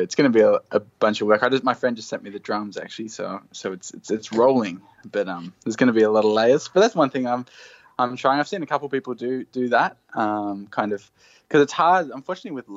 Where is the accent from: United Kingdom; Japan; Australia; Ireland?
Australia; Hawkesbury, New South Wales; also born or lived in Inner West, Sydney; now in Blue Mountains, Australia; I grew up in the Hawkesbury.